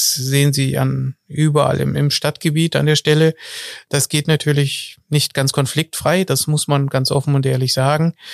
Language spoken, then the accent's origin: German; Hesse, Germany; ich komme auch, wie gesagt, aus der Wetterau